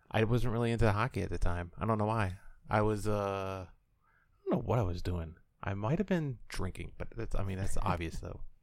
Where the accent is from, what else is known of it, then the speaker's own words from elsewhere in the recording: Illinois, United States; I'm from Illinois.